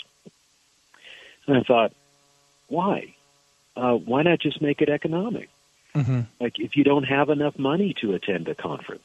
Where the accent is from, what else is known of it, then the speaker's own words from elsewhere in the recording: Alaska, United States; I was born in Alaska